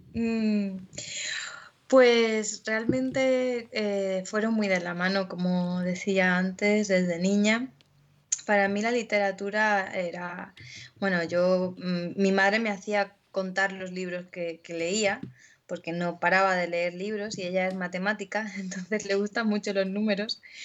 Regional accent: Melilla, Spain; moved away as an adult; con la compañía melillense Concord, que era una compañía de estudio y de investigación teatral. Y con ellos estuve pues hasta que me fui de Melilla

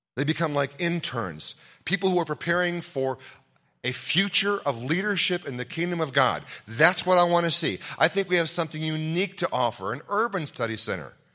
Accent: Ohio, United States; I'm from Ohio

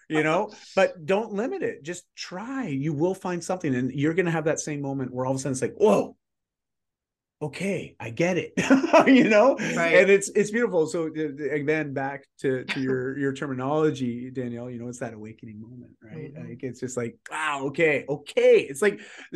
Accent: Canada; I'm Canadian.

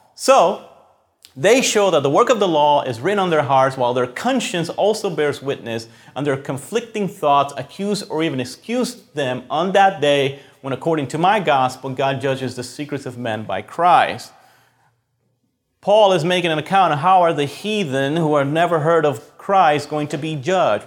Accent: Puerto Rico; moved away; we grew up in Puerto Rico

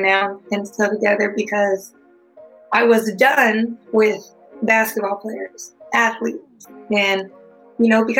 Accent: California, United States; I was from California

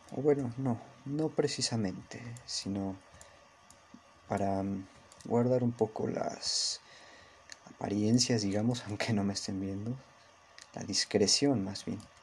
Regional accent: Mexico City, Mexico; Soy mexicano, soy de México, de la ciudad

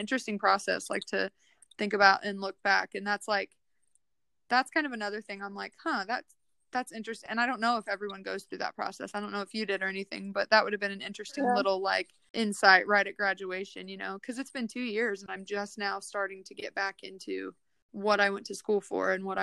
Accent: Midwest, United States; moved away as an adult; now in Nashville, United States; the Midwest where we grew up in the South

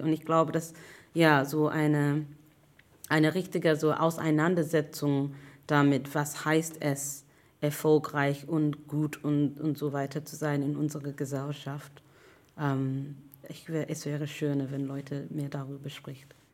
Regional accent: London, United Kingdom; German is a second language; now in Hamburg, Germany; ich komme eigentlich aus England, aus London

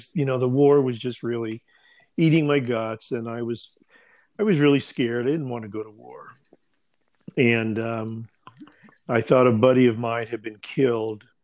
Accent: San Diego, California, United States; I grew up in San Diego, California.

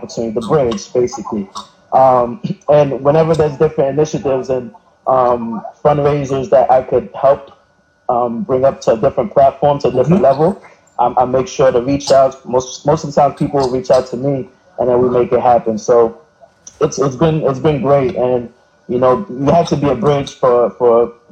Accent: New York City, New York, United States; I'm from Brooklyn, New York, Flatbush, to be exact.

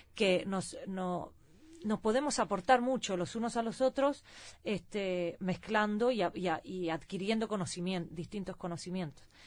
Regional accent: Sweden; also born or lived in Seville, Spain; nací en Suecia con padres uruguayos

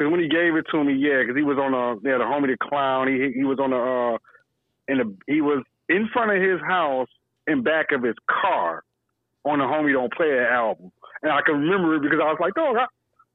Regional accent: Detroit, Michigan, United States; We from Detroit.

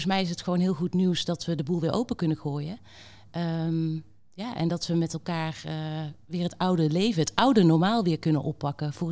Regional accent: Netherlands; Ik heb ook gewoon als Nederlander gekeken naar de afgelopen maanden.

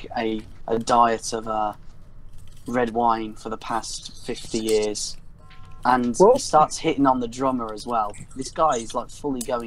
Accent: United Kingdom; I'm British and I live a lot farther away

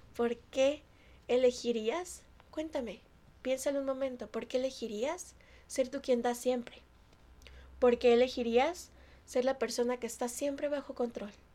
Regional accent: Mexico; yo soy mexicana

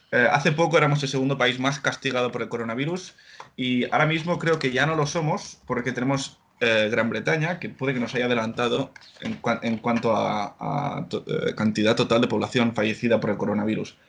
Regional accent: Blanes, Catalonia, Spain; moved away as an adult; now in Netherlands; nacido en un pueblo de, Gerona, en Blanes

